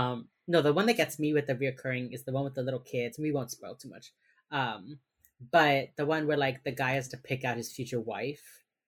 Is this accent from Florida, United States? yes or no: yes; Miami, Florida, United States; growing up in Miami has a large Jewish population, and so every year I think October is Holocaust Remembrance Month.